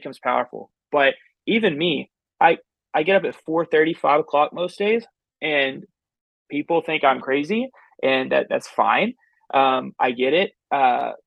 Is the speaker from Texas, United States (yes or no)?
yes; Texas, United States; I'm from Texas